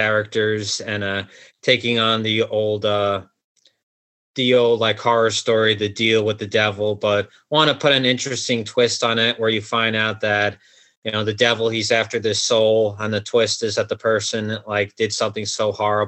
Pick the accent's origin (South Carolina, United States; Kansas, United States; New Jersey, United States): New Jersey, United States; this theater by me in my home state of New Jersey